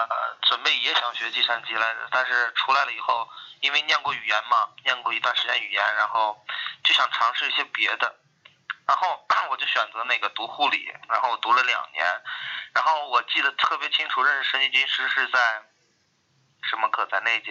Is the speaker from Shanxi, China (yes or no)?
no; Dalian, Liaoning, China; moved away as an adult; now in Cleveland, United States; 我是来自我是从国内大连来的